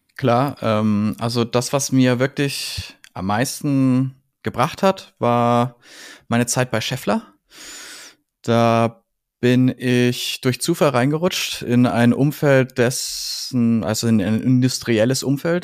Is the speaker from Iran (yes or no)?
no; Franconia, Bavaria, Germany; ich bin Franke, ich komme aus dem Frankenland und ich äh, äh, kenne das fränkische Gemüt